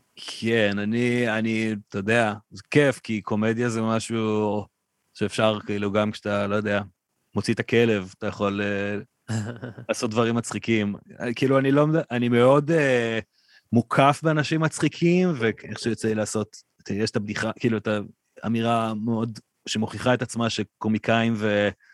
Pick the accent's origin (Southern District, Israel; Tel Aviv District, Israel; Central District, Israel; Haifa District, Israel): Central District, Israel; Ra'anana; החבר'ה שגדלנו שם